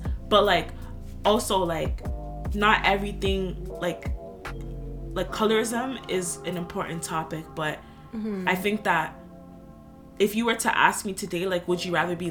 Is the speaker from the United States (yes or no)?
no; Ghana; me being dark-skinned, me being a woman, me being Ghanaian, like, every single thing has to do with that.